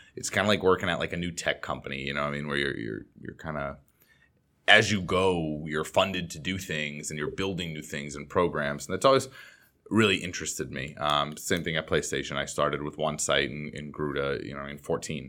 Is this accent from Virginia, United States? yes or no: no; Boston, Massachusetts, United States; now in Los Angeles, United States; I grew up in the Boston area